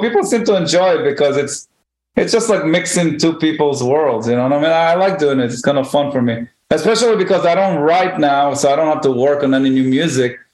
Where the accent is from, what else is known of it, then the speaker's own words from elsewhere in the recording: Israel; moved away as an adult; now in New York, United States; when I grew up in Israel